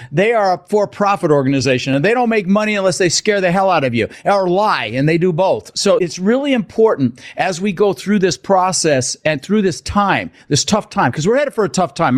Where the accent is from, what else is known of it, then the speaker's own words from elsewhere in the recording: Denver, Colorado, United States; also born or lived in Netherlands; I was born in the Netherlands, wooden shoes and windmills. Immigrated when I was six years old with my brother Albert, my mother's Vanja. Ended up in Denver, Colorado